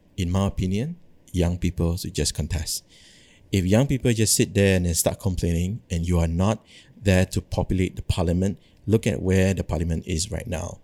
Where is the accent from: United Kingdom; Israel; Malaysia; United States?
Malaysia